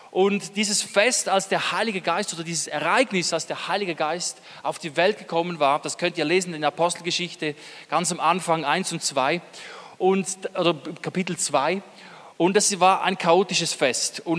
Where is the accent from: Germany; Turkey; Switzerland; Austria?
Switzerland; Eastern Switzerland; wir kommen aus derselben Ecke, aus der Ostschweiz. Also wenn wir beide Hochdeutsch sprechen, hört man es nicht, aber sonst würde man es hören.